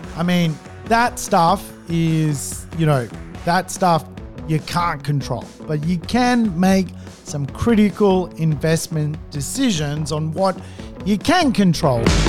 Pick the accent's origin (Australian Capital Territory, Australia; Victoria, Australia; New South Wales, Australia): New South Wales, Australia; Sydney; I'm obviously from Sydney.